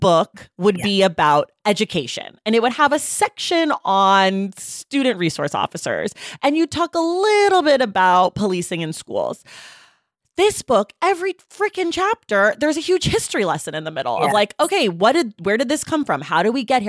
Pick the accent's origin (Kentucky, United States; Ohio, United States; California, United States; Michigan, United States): California, United States; Oakland; now in Los Angeles, United States; I live in LA, but I'm from Oakland